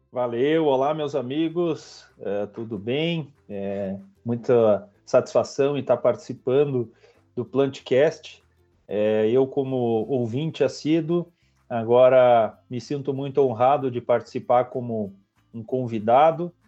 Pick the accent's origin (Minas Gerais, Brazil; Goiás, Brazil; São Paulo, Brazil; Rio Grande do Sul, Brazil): Rio Grande do Sul, Brazil; Vacaria; moved away as an adult; also born or lived in Santa Catarina / Paraná; sou natural do Rio Grande do Sul, né, natural de Vacaria